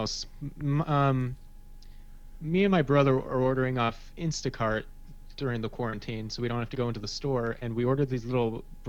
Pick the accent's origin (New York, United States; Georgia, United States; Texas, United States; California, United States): California, United States; Fullerton; also born or lived in New Jersey; I grew up in Fullerton, and I got my first job at Knott's Berry Farm in 2009.